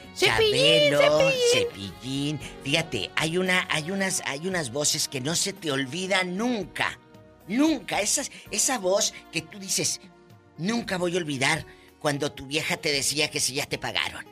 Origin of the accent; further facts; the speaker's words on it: Matamoros, Tamaulipas, Mexico; mi tierra, de Matamoros